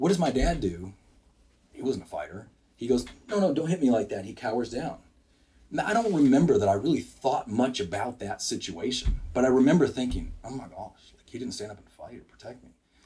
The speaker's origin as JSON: {"language": "English", "region": "Wisconsin", "country": "United States", "tie": "born or raised there", "moved": "yes", "lives_now": "Bryan, United States", "said": "I grew up in Wisconsin"}